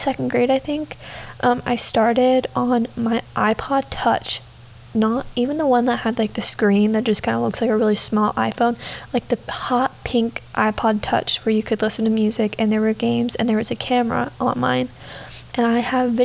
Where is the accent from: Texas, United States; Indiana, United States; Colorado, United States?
Texas, United States; moved away as an adult; now in New York City, United States; I am from Texas. I grew up in Texas from the time I was 3 to now, and I now attend college in New York City